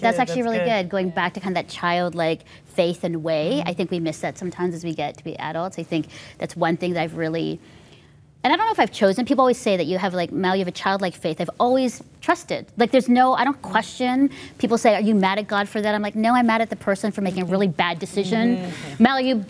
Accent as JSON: {"language": "English", "country": "Philippines", "tie": "born or raised there", "said": "as I was growing up in the Philippines and Asia, there just was a space for me to be childlike and grow into that."}